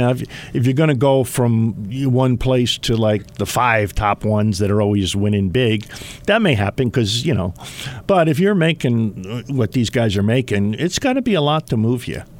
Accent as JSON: {"language": "English", "region": "New Jersey", "country": "United States", "moved": "yes", "lives_now": "Utah, United States", "said": "we're from Jersey"}